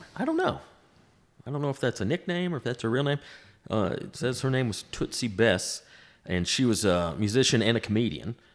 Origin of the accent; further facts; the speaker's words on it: the South, United States; growing up in the South with all the Civil War history around here